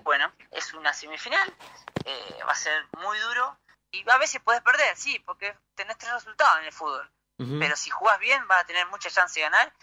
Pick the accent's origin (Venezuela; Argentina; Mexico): Argentina; moved away as an adult; also born or lived in Buenos Aires, Argentina; now in Chile; a los 11 años me fui de Tiberina, un pueblo de sí. habitantes, me fui a, Buenos Aires